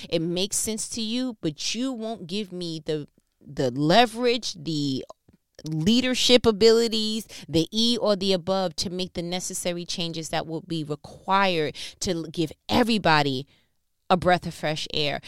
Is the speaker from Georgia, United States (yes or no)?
no; New York, United States; I'm from New York